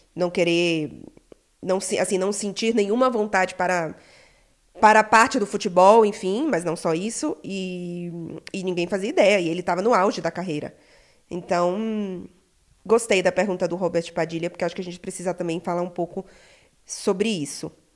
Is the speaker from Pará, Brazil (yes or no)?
yes; Belém, Pará, Brazil; sou de Belém do Pará